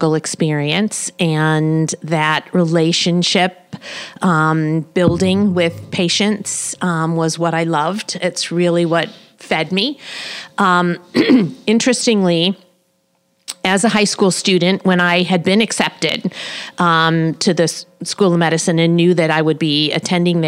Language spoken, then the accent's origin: English; St. Louis, Missouri, United States; now in Kansas City, United States; I grew up in St. Louis, South St. Louis County